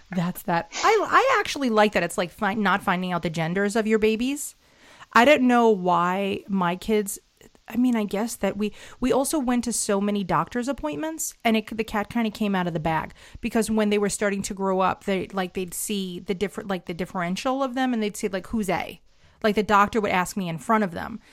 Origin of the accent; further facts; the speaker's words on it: New York City, New York, United States; as a New Yorker